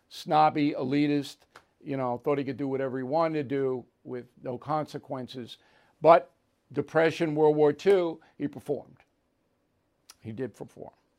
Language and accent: English; Levittown, United States; my hometown